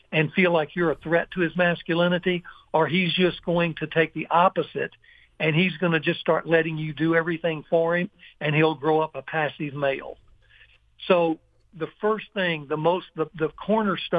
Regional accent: Ruston, Louisiana, United States; in my hometown

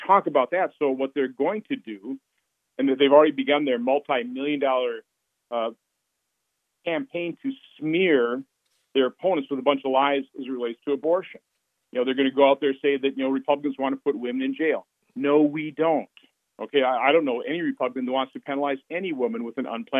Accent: Winnebago County, Wisconsin, United States; I'm from Winnebago County

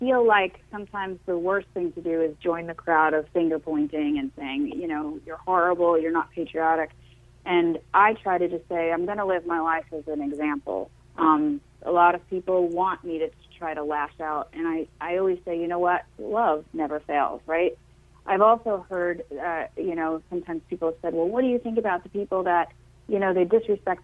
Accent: Long Island, New York, United States; I'm from Long Island

